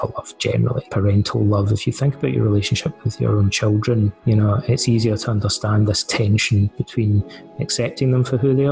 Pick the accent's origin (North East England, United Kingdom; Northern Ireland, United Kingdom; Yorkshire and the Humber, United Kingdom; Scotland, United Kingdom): Scotland, United Kingdom; Ayr; moved away as an adult; also born or lived in Aberdeen, Scotland / England / Canada; now in Athens, Greece; I grew up in the west coast of Scotland in a town called Ayr